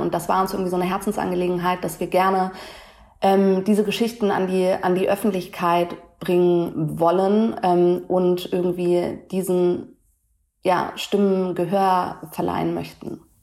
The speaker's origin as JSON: {"language": "German", "region": "Hamburg", "country": "Germany", "tie": "born or raised there", "said": "als Hamburger Dirn, irgendwie born and raised in, in Deutschland"}